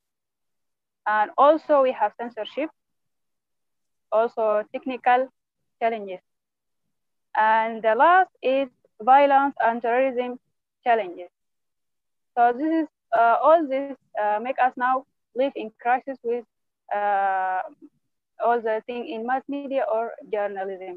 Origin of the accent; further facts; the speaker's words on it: Sudan; from Sudan